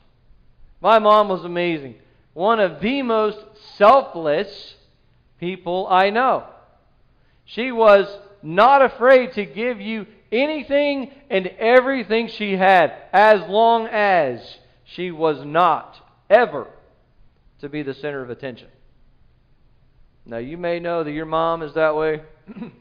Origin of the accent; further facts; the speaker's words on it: South Carolina, United States; moved away as an adult; I'm new here. I'm from South Carolina